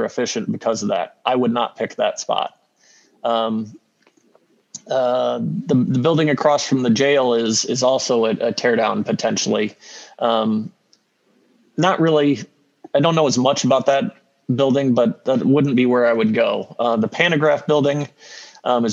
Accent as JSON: {"language": "English", "town": "Peoria", "region": "Illinois", "country": "United States", "tie": "born or raised there", "moved": "yes", "said": "I grew up in Peoria"}